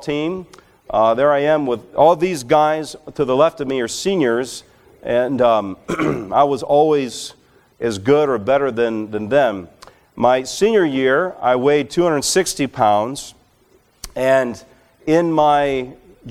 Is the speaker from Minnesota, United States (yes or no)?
no; Alabama, United States; moved away; I grew up in Alabama